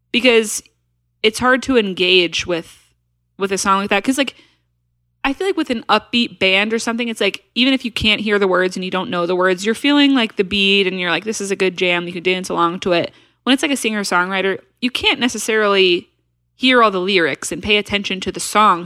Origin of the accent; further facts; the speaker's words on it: Nashville, Tennessee, United States; We're from Nashville